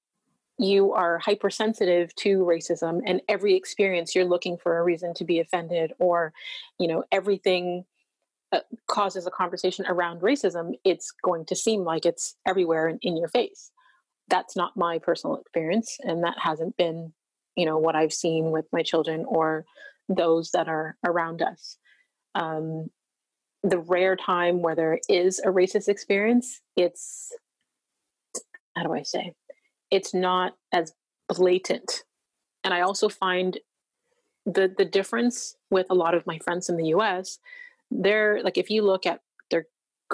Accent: Canada; I'm from Canada

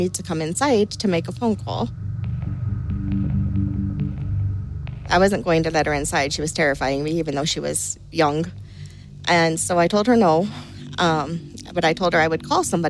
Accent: County Clare, Munster, Ireland; Growing up in Ireland

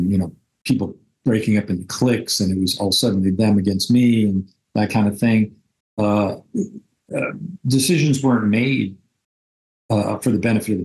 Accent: New York City, New York, United States; I grew up in New York City

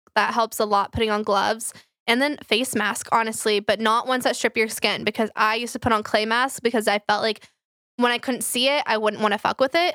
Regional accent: Flower Mound, Texas, United States; I grew up in Flower Mound

